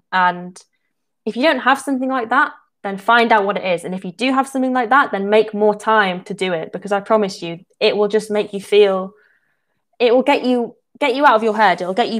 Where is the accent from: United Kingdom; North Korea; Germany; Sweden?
United Kingdom; England; I'm from England.